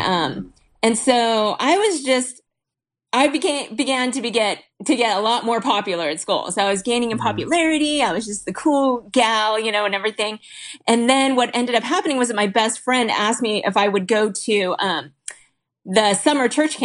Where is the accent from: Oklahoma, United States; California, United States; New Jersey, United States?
California, United States; Huntington Beach; I grew up in Huntington Beach